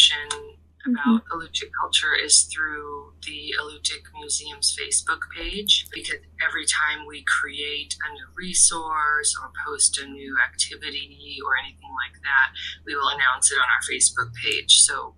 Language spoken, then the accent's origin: English; Kodiak, Alaska, United States; also born or lived in Larsen Bay, Alaska / Rhode Island (Brown University); I grew up both in Larson Bay and here in Kodiak